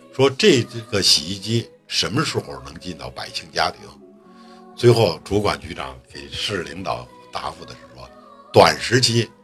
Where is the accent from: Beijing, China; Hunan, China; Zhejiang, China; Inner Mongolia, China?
Beijing, China; 我是从小在北京长大的，我是生在北京，长在北京